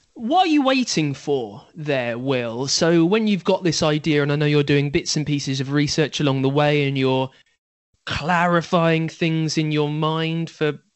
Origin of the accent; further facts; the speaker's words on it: United Kingdom; I am British after all.